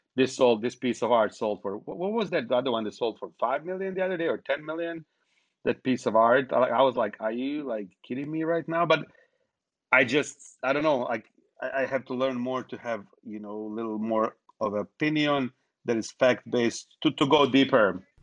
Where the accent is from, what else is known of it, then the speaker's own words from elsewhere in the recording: Bosnia & Herzegovina; now in United States; I was born in Bosnia